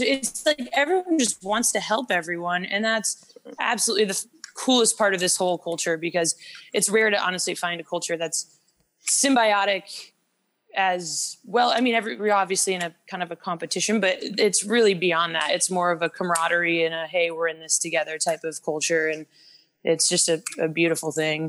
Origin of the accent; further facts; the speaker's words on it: Midwest, United States; moved away as an adult; also born or lived in Boulder, Colorado; now in Charlotte, United States; I came from the Midwest actually, um, with a little town with about 30 family members.